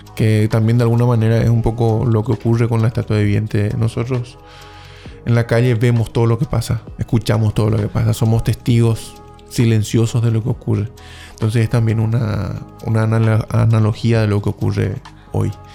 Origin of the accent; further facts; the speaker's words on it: Paraguay; moved away; soy nacido en Paraguay